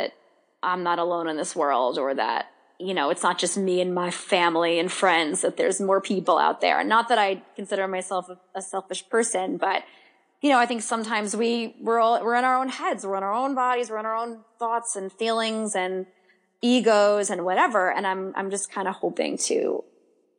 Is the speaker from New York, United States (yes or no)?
yes; New York, United States; as a New Yorker, right? Even if you live Long Island, any of the boroughs, Long Island, we all kind of move at a different pace here